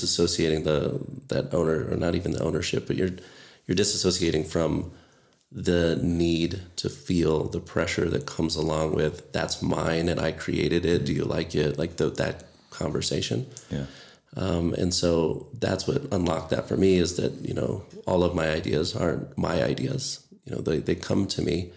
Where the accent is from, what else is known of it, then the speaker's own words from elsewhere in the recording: Orlando, Florida, United States; moved away as an adult; also born or lived in Grand Canyon / Eugene, Oregon / Hawaii; now in Flagstaff, United States; I grew up in Orlando or outside of Orlando